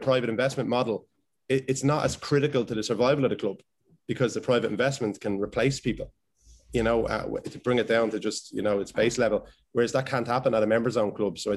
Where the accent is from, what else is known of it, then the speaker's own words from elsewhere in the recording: Dublin, Leinster, Ireland; I grew up in Finglas